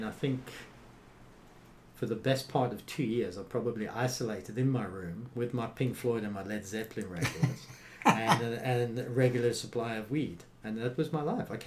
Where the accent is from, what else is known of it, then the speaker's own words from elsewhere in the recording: United Kingdom; moved away as an adult; now in South Africa; Coming from directly from a part of the UK where they barely speak English